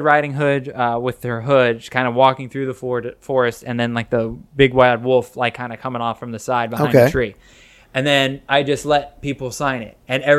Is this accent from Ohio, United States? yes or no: yes; Ohio, United States; moved away; I'm originally from Ohio, so we had Ohio family